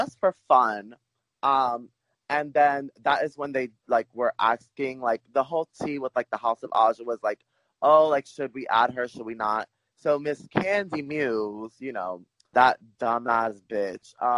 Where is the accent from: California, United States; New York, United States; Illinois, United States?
New York, United States; New York City; I'm from Brooklyn, New York, born and raised